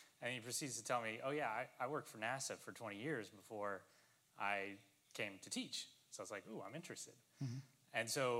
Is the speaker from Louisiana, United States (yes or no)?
yes; Lafayette, Louisiana, United States; the University of Louisiana, which was the school that was in my hometown.